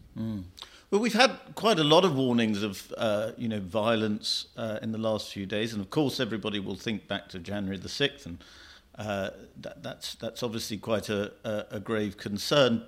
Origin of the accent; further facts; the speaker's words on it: United Kingdom; as a Brit, as an outsider